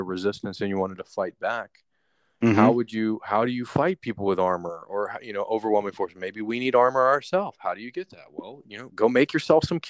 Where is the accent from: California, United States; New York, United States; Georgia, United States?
Georgia, United States; Atlanta; I'm from Atlanta